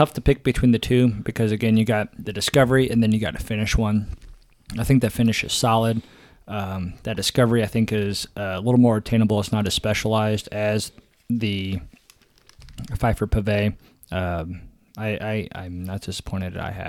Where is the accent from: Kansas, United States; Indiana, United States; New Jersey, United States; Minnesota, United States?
Kansas, United States; So we came from Kansas.